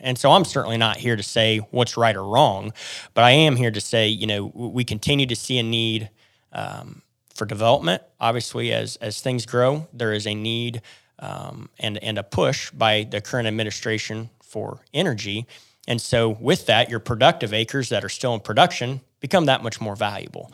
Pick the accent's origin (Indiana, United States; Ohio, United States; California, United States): Indiana, United States; Columbia City; also born or lived in Oklahoma / Fort Worth, Texas; I grew up in Northeast Indiana in the Columbia City area